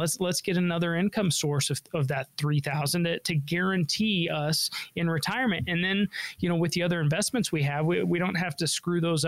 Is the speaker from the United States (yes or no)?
yes; Denver, Colorado, United States; I was born and raised in Denver. I'm a local guy